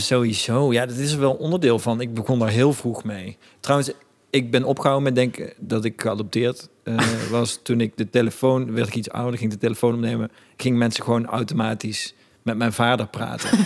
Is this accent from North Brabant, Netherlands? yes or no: yes; Eindhoven, North Brabant, Netherlands; Ik kom gewoon uit Eindhoven